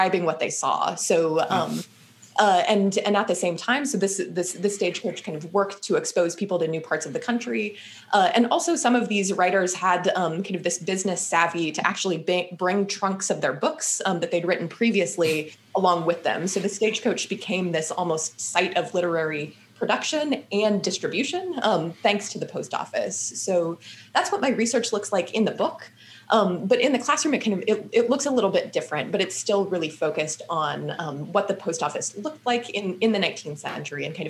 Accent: Kansas, United States; now in Massachusetts, United States; I'm from Kansas originally, the Midwest

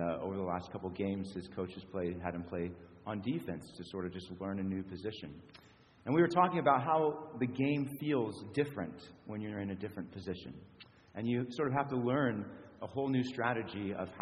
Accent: Springfield, United States; moved away; back in my hometown of Springfield

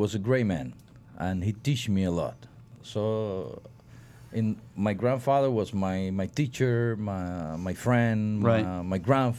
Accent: San Luis, Pinar del Río, Cuba; I'm from Cuba.

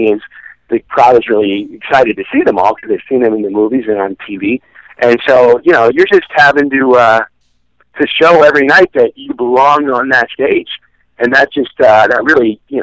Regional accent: Chicago, Illinois, United States; moved away as an adult; also born or lived in Missouri / Evanston, Illinois; now in Los Angeles, United States; I was born in Missouri, but I grew up in Chicago.

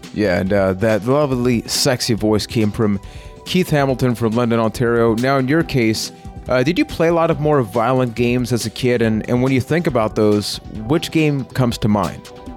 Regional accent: Puerto Rico; I am from Puerto Rico

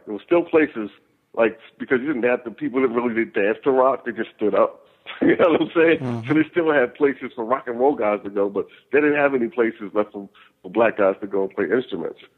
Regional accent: the South, United States; I was raised in the South too

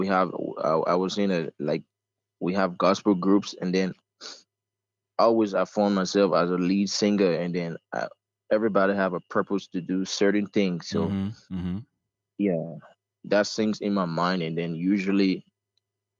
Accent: Ghana; now in Liberia; I grew up in Ghana and then started music in Liberia when I came back to Liberia in 2009.

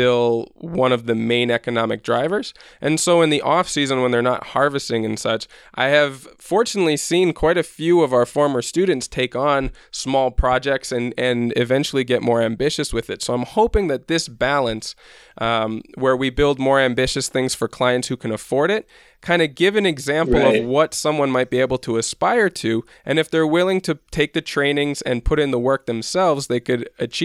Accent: Midwest, United States; moved away as an adult; now in Guatemala; I grew up in the Midwest

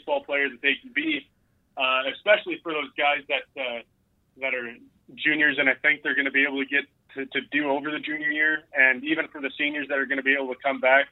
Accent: Alberta, Canada; moved away as an adult; now in Arkansas, United States; keeping tabs on my hometown

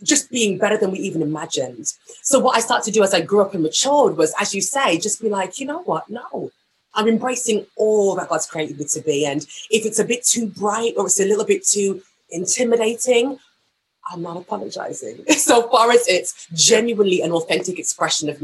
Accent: Walsall, West Midlands, United Kingdom; the church that we were raised in Walsall, a small town called Walsall, was so musical

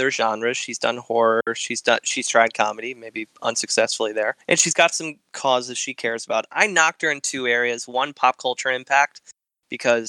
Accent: Detroit, Michigan, United States; from the Southeast Detroit area, and that's my hometown

